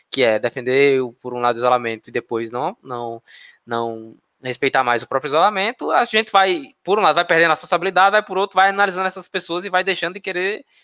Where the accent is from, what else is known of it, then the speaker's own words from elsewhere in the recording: Northeast Region, Brazil; accent: nordestino; É, eu sou nordestino, é. então eu posso falar. Nasci é. aqui.